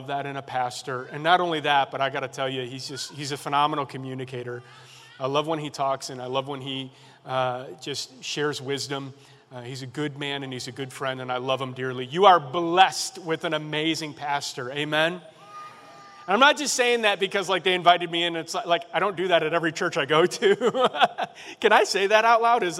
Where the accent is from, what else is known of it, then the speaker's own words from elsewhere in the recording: Chicago, Illinois, United States; now in Carlinville, United States; I'm originally from Chicago on the south side.